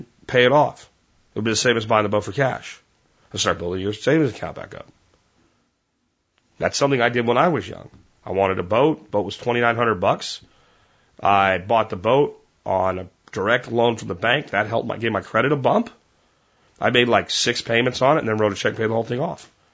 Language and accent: English; Pennsylvania, United States; moved away; growing up in Pennsylvania, even though I grew up there in the 80s